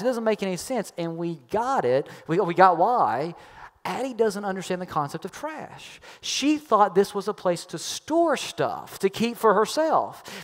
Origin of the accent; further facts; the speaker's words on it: Kentucky, United States; I'm from Kentucky